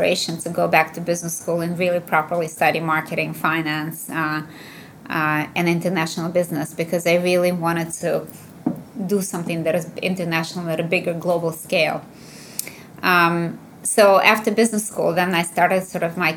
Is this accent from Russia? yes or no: yes; Russia; moved away as an adult; also born or lived in Illinois, United States; what I kind of grew up with when I was growing up in the Soviet Union